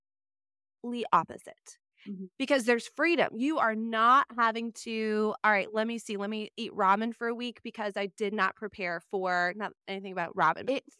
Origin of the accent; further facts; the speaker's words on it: Wisconsin, United States; I'm from Wisconsin originally.